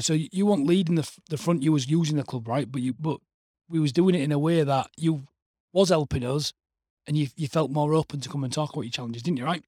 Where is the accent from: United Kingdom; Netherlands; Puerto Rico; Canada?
United Kingdom; Hull, Yorkshire and the Humber; also born or lived in Leeds / Bradford; we'd moved back to Hull on Monday